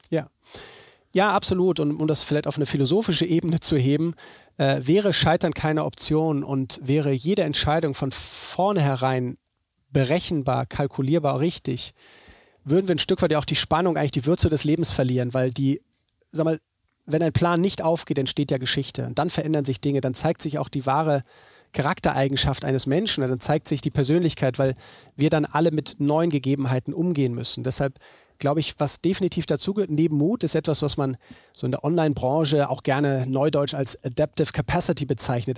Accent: Bremen, Germany; Ich bin in Bremen geboren. Äh, meine Familie kommt von hier, meine Großeltern

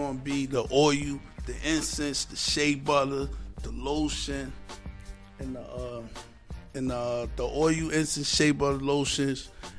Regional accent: Newark, New Jersey, United States; I've been a North native for over 40 years, North New Jersey owned. Only child, you know, moms and pops, you know, right in the same neighborhood. We grew up in the Central Ward area

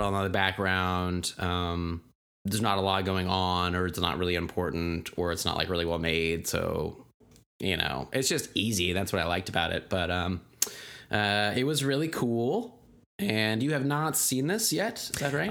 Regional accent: Tulsa, Oklahoma, United States; being from Tulsa

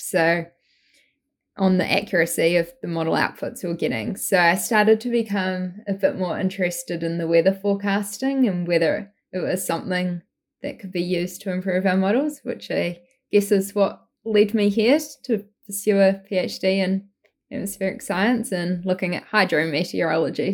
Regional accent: New Zealand; moved away as an adult; now in Vancouver, Canada; I grew up in New Zealand, as you might tell by the accent, um, not from Australia, from New Zealand.

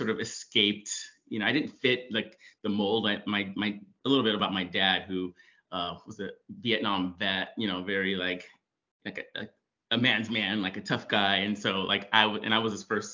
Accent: Oxnard, California, United States; born and raised in Oxnard, California

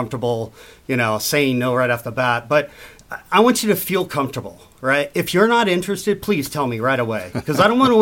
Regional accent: United States; moved away; as an American

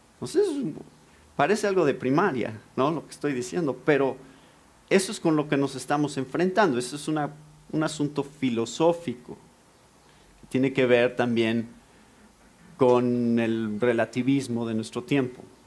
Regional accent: Mexico; nací en México, crecí en México, soy mexicano.

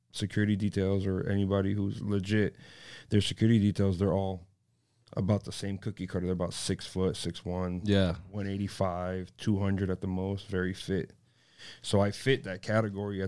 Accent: Miami, Florida, United States; Born and raised in South Miami

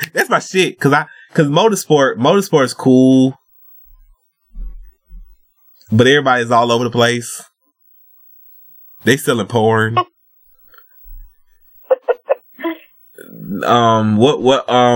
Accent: the South, United States; I'm Southern. Because I'm from the South

